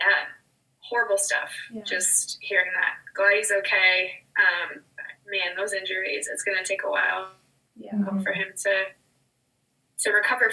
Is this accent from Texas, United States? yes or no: no; Nebraska, United States; moved away as an adult; also born or lived in Kansas; I'm from Nebraska.